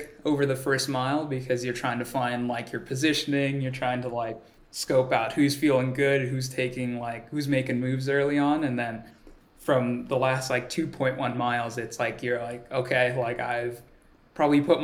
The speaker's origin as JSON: {"language": "English", "area": "Orange County", "region": "California", "country": "United States", "tie": "born or raised there", "also_born_or_lived": "Riverside, California / Tanzania", "first_language": "Swahili", "second_language": "English", "moved": "as an adult", "lives_now": "Boulder, United States", "said": "my hometown of where like Orange County, California"}